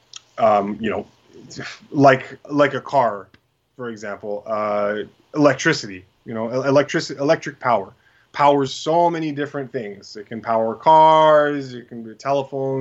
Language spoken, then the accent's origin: English; Canada